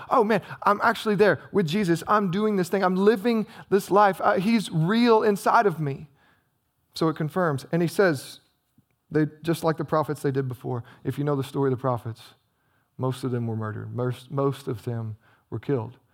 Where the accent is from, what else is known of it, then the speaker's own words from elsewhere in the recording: United States; we as American Christians